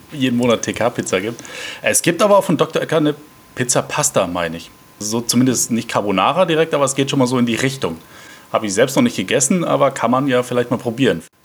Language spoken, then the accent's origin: German; Mannheim, Baden-Württemberg, Germany; Ich komme gebürtig aus Mannheim